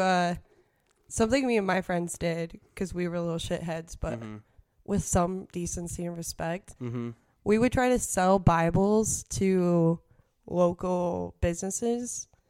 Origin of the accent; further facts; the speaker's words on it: Utah, United States; now in Los Angeles, United States; especially growing up in Utah, I was searching for that alternative culture, but in a way that was accessible to me because I was still like under an extreme, like, controlling household